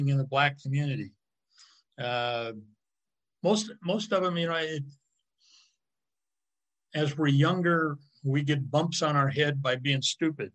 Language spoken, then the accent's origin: English; California, United States